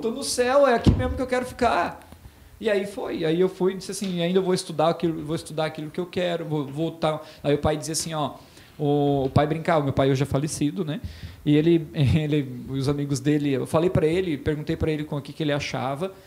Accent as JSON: {"language": "Portuguese", "town": "Botuverá", "region": "Santa Catarina", "country": "Brazil", "tie": "born or raised there", "said": "eu sou natural de Botuverá, hoje uma cidade praticamente de 5 mil habitantes mas que eu amo de paixão"}